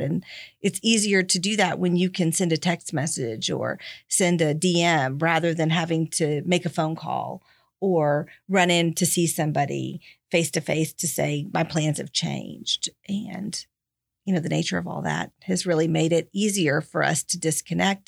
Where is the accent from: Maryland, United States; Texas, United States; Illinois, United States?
Texas, United States; moved away as an adult; also born or lived in Tennessee; I'm from Texas and had been living in Tennessee